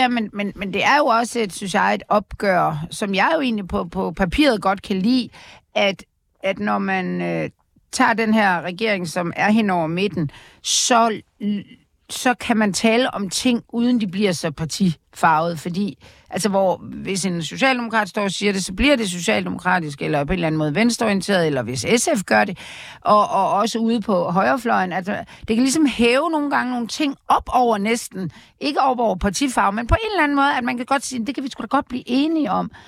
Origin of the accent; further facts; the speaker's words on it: Aarhus, Central Denmark Region, Denmark; jeg kommer fra Aarhus